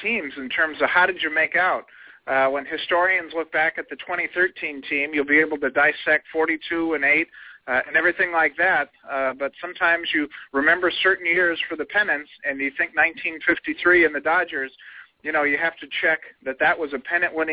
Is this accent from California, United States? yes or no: yes; South Pasadena, California, United States; I grew up locally in South Pasadena